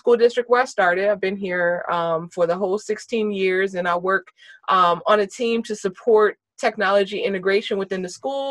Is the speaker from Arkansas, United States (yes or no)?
no; Virginia, United States; I'm a born and raised native of the D.C. area. So born and raised in Virginia. I'm still in Virginia.